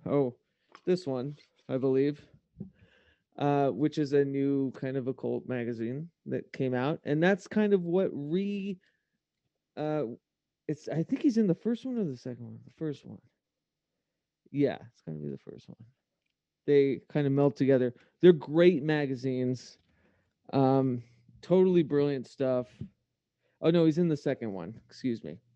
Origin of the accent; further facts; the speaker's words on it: United States; I'm American.